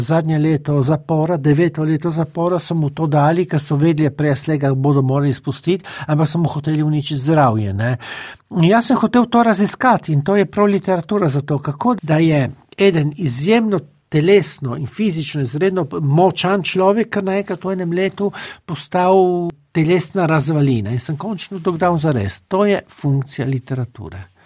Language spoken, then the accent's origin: Slovenian; Trieste, Friuli-Venezia Giulia, Italy; jaz sem polnopraven tržačan. Jaz sem se rodil v Trstu